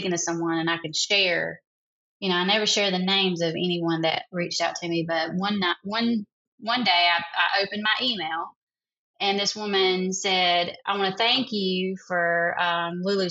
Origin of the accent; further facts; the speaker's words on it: South Carolina, United States; accent: Southern; I'm from a little small town in South Carolina